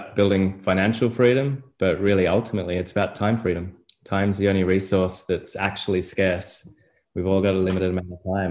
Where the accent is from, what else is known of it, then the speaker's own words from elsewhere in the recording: Australia; moved away as an adult; now in United States; I'm from Australia originally, been in the US just over three and a half years now